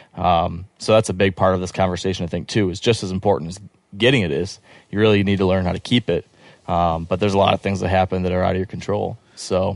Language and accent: English; Michigan, United States; I'm from Michigan